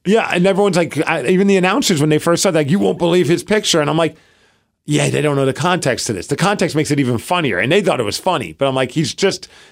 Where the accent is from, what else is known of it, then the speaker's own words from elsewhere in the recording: New York, United States; now in Seattle, United States; I grew up in New York